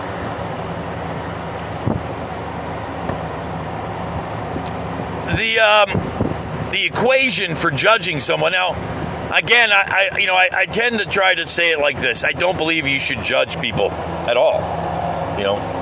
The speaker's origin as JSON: {"language": "English", "country": "United States", "said": "As an American"}